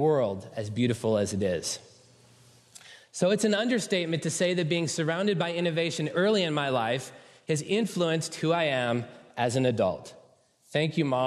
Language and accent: English; San Francisco Bay Area, California, United States; I was born and raised in the San Francisco Bay Area.